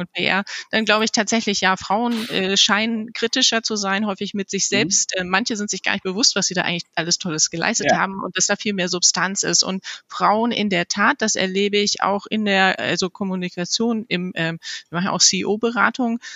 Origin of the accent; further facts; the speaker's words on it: Germany; unsere deutsche Sprache